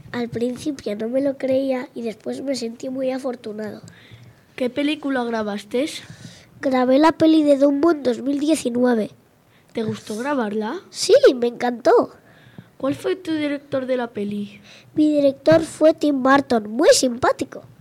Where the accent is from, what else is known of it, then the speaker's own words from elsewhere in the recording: Chile; also born or lived in Manhattan, New York, United States; ¿Dónde naciste? En Manhattan, Nueva York. ¿Tienes hijos? Sí, dos. ¿Dónde te criaste? Me crié en Chile.